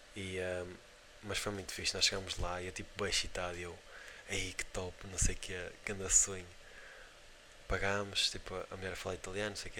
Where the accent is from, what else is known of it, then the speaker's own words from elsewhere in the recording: Portugal; somos de Portugal